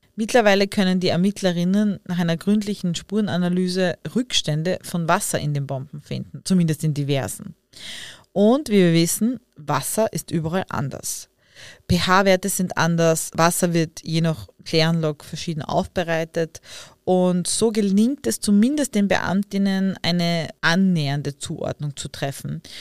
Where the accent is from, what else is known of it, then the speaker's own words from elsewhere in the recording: Leibnitz, Styria, Austria; Ich bin ja auch aus Leibniz und man sagt ja oft, äh, dass wir einen argen Dialekt